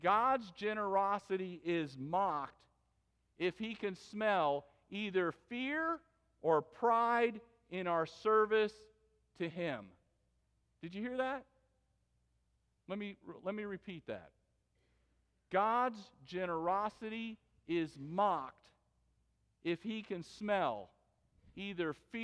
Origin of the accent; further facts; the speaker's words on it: West Palm Beach, Florida, United States; West Palm Beach, Florida, which is my hometown